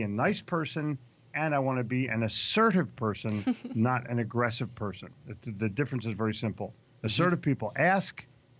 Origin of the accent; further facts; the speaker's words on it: New Jersey, United States; I'm from Jersey. This is the only time this is going to happen.